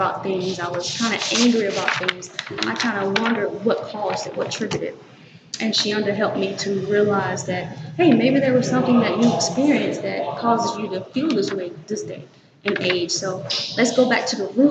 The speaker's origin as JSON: {"language": "English", "town": "Winnsboro", "region": "South Carolina", "country": "United States", "said": "From Winnsboro, South Carolina"}